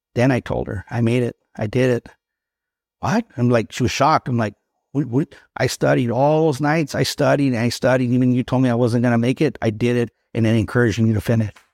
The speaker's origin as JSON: {"language": "English", "town": "Los Angeles", "region": "California", "country": "United States", "tie": "born or raised there", "said": "I was born in East Los Angeles"}